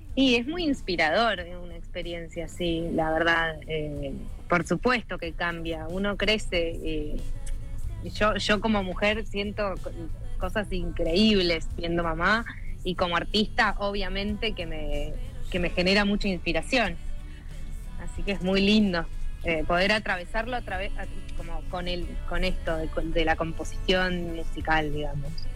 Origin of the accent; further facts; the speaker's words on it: San Luis, Argentina; moved away as an adult; now in Buenos Aires, Argentina; yo nací en San Luis y cuando terminé el colegio me vine a vivir a Buenos Aires